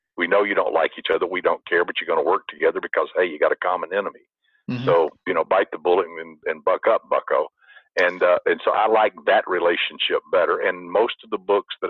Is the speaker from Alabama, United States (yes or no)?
yes; Alabama, United States; also born or lived in the South; now in California, United States; I'm from Alabama